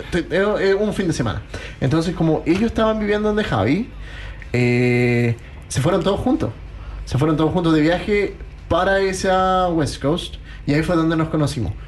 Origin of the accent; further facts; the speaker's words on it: Chile; moved away as an adult; also born or lived in Queenstown, New Zealand; now in Christchurch, New Zealand; nosotros somos de Chile